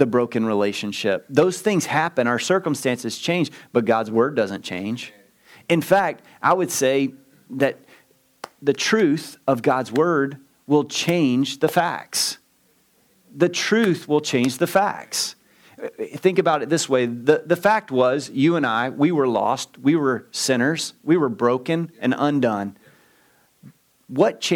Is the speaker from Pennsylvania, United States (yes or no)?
no; Southeast Texas, United States; I'm from Southeast Texas